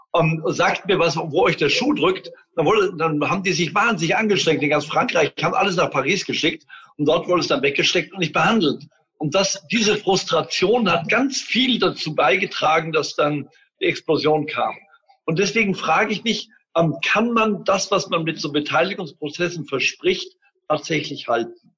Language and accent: German; Germany; bei uns in Deutschland